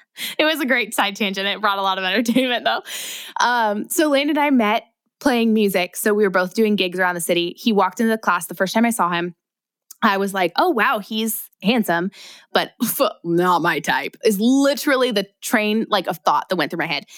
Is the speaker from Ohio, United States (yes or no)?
yes; Ohio, United States; moved away as an adult; also born or lived in Northern California; now in Southern California, United States; I was from Ohio